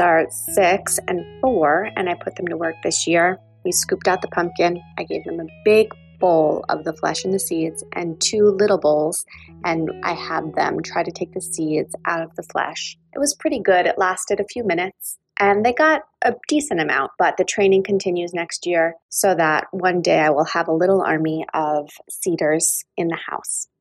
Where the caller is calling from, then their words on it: Saddle River, New Jersey, United States; I'm calling from Saddle River, New Jersey